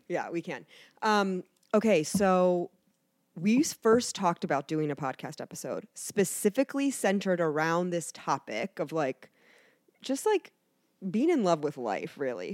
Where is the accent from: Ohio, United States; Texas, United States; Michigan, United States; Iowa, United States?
Ohio, United States; Canton; moved away as an adult; also born or lived in New Jersey / Florida; now in Cincinnati, United States; I pretty much grew up in Canton. That's where I say that I'm from, Canton.